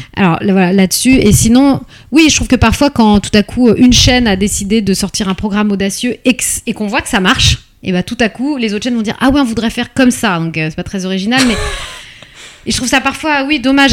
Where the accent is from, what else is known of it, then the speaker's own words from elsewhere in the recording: Paris, Île-de-France, France; je suis née à Paris